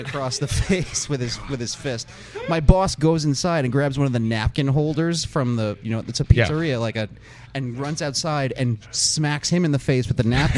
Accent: New York City, New York, United States; Growing up in Queens

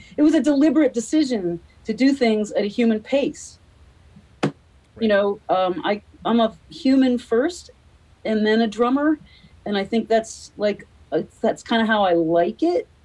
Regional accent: United States; I'm American

